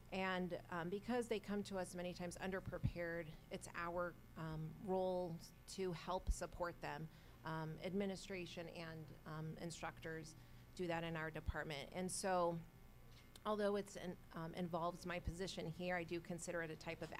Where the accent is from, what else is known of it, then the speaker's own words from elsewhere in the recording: California, United States; moved away as an adult; also born or lived in Chicago area; now in Chicago, United States; I was actually born and raised in California and have lived in the Chicago area for about 11 years